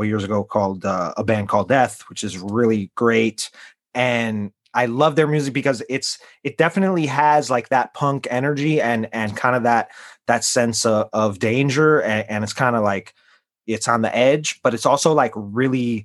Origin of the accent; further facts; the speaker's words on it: Midwest, United States; I grew up in the Midwest